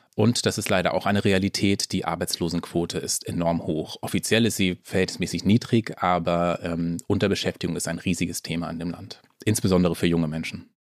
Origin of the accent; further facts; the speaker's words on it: Schleswig-Holstein, Germany; als Norddeutscher, also ich bin in Schleswig-Holstein aufgewachsen